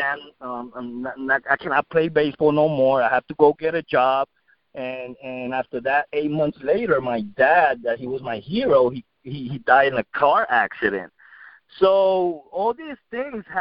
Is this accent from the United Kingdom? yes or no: no; San Juan, Puerto Rico; now in United States; Well, I grew up in Puerto Rico, and I grew up in Rio Piedras, Puerto Rico.